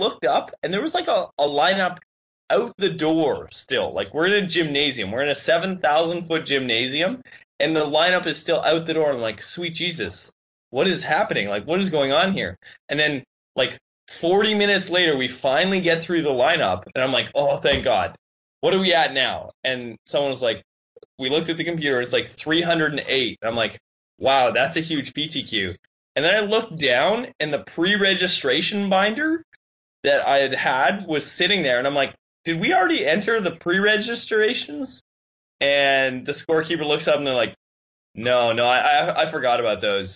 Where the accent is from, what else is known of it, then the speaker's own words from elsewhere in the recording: Winnipeg, Manitoba, Canada; moved away; I grew up in Winnipeg. Yeah. Winnipeg's my home turf